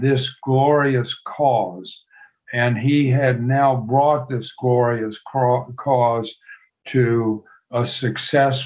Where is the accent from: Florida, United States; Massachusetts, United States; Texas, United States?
Texas, United States; near Galveston; I grew up near Galveston, Texas